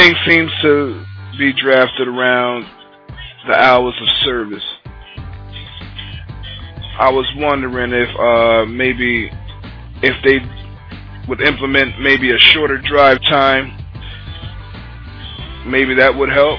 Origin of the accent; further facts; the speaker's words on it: Newark, New Jersey, United States; I'm from Newark, New Jersey